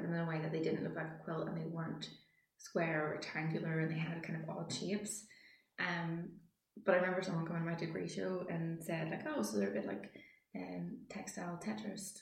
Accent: Randallstown, Northern Ireland, United Kingdom; I'm from Randallstown

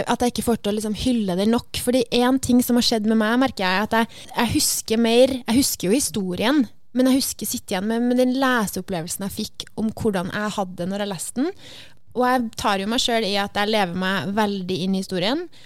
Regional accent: Trøndelag, Norway; Jeg føler at Det bare, det er kanskje fordi jeg er trønder, da.

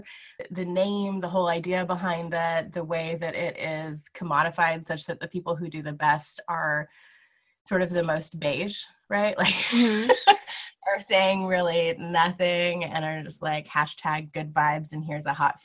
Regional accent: Lawrence, Kansas, United States; I'm from Lawrence, Kansas

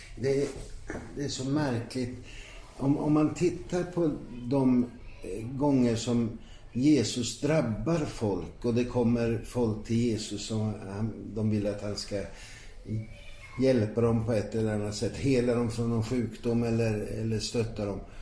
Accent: Ankarsholm, Sweden; i brukssamhället Ankarsholm där jag växte upp

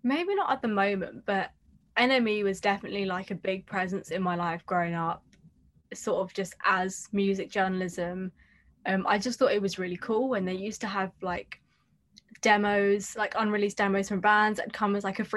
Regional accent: Hounslow, London, United Kingdom; I grew up in Hounslow East, literally by the train station

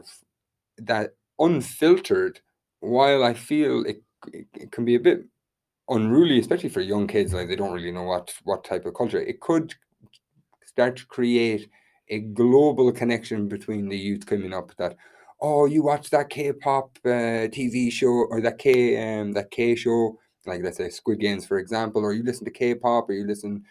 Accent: west of Ireland, Ireland; my hometown, which is kind of quite a small town in the west of Ireland

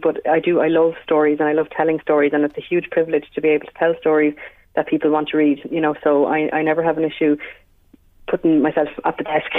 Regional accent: Wexford, Leinster, Ireland; moved away as an adult; now in County Meath, Ireland; I'm a Wexford woman, uh, born and reared.

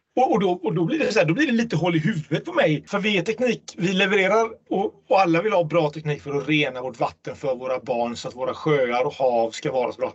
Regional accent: Gothenburg, Västra Götaland, Sweden; i Göteborg, min hemstad

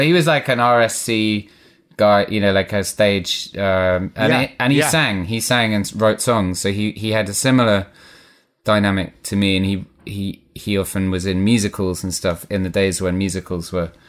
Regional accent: South Africa; born there; I was born in South Africa. My dad was an actor. He was on tour with a play, and my mum, whose parents, had gone out to South Africa to be teachers, was living in South Africa, and she met my dad.

